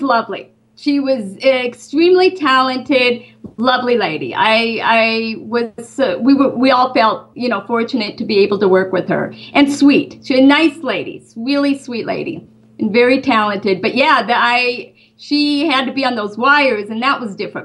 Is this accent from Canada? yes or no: no; Great Falls, Montana, United States; moved away as an adult; also born or lived in Los Angeles, California; now in Burbank, United States; I grew up in Great Falls, Montana